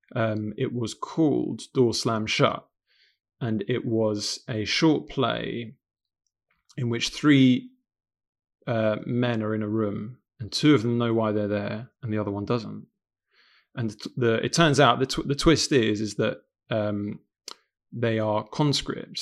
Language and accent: English; London, United Kingdom; accent: London; also born or lived in Sarajevo, Bosnia and Herzegovina; I was born in Sarajevo in 1990, uh, but my family escaped the the war just before Sarajevo became completely besieged um, in 1992, and we came to London. Um, and I've grown up in London, um, hence my kind of London accent